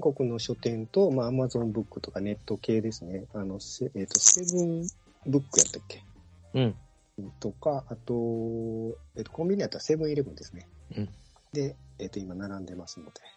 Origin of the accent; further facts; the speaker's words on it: Kansai, Japan; 関西生まれの、もう、阪神がお膝元のところでずっと生まれてるんで